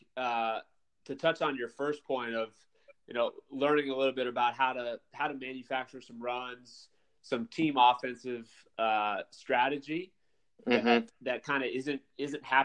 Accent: Phoenix, Arizona, United States; I'm a West Coast guy. I was born and raised here in Phoenix

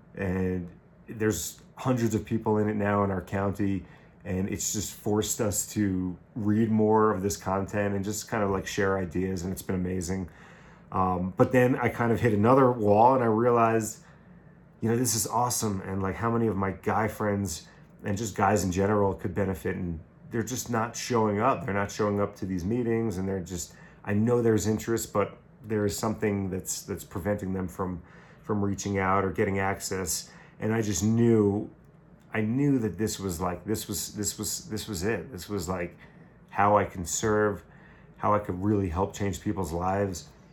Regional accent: Long Island, New York, United States; moved away as an adult; also born or lived in Buffalo / Caribbean; growing up on Long Island

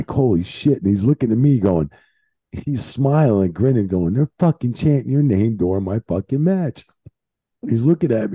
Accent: Bayonne, New Jersey, United States; I'm from Bayonne, Jersey, right down the street, down by Jersey City, Bayonne, New Jersey

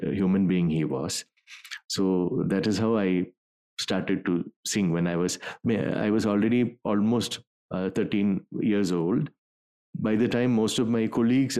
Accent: Thiruvananthapuram, Kerala, India; in school, when I joined in Trivandrum, there's a school called Christ Nagar. So I joined there when I was in 8th standard

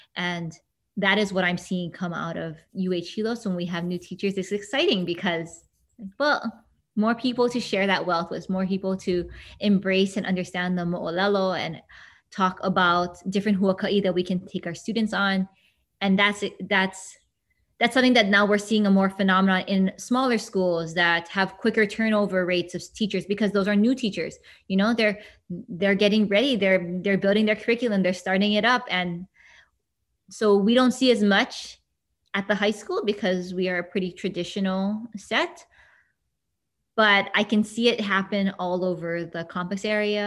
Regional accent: Hilo, Hawaii, United States; born or raised there

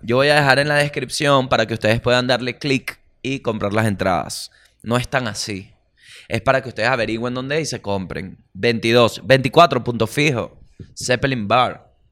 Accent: Venezuela; yo como venezolano

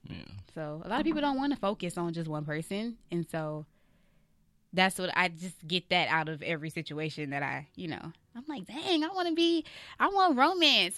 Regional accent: Atlanta, Georgia, United States; now in Los Angeles, United States; I'm from Atlanta

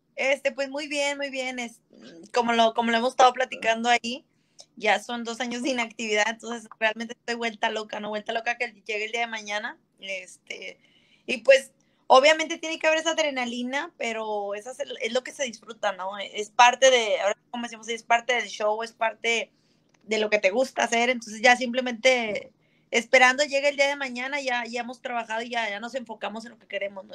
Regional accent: Monterrey, Nuevo León, Mexico; yo soy de Monterrey, Nuevo León, eh, México

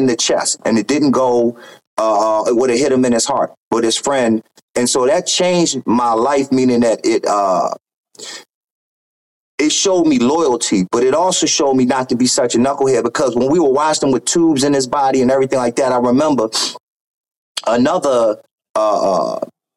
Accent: Baltimore, Maryland, United States; I'm being from Baltimore, Maryland, you hear a lot, so it's gunfire

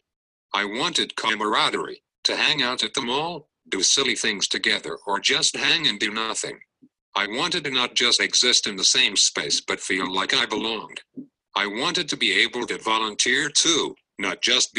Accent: Cupertino, California, United States; I grew up in Cupertino in the South Bay

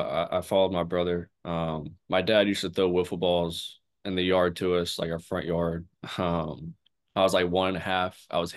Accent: King, North Carolina, United States; I'm from King, North Carolina. It's about 20 minutes north of Wake. I grew up, you know, I'm a big family and faith-oriented guy.

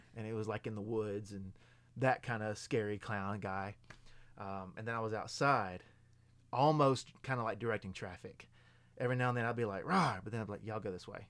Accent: Lewisburg, Tennessee, United States; I'm originally from Lewisburg, Tennessee

